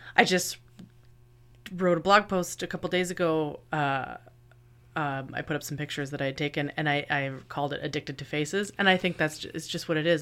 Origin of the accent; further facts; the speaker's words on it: Kingston, Ontario, Canada; I am from Kingston, and I am the local photographer